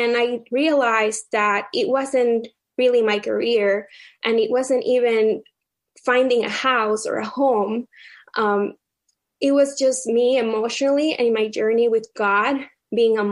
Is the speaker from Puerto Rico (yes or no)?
yes; Puerto Rico; moved away as an adult; also born or lived in Baltimore; now in Virginia, United States; my husband and I, we were both born and raised in Puerto Rico